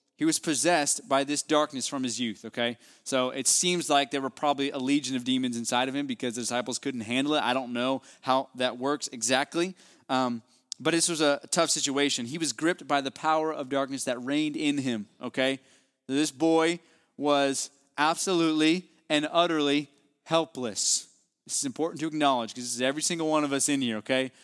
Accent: West Virginia, United States; now in Houston, United States; my hometown there in West Virginia

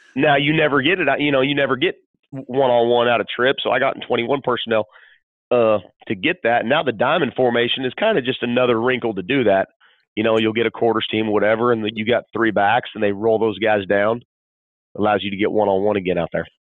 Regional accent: California, United States; moved away; I grew up in California

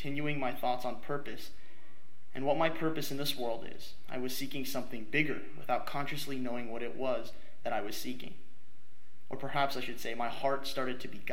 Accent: New Providence, New Jersey, United States; I was born and raised in New Providence, New Jersey, a lovely suburban town outside of New York City.

